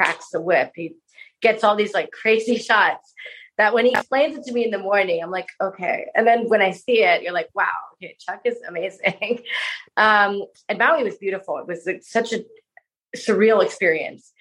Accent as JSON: {"language": "English", "region": "Bangkok", "country": "Thailand", "tie": "born or raised there", "said": "I loved growing up in Bangkok"}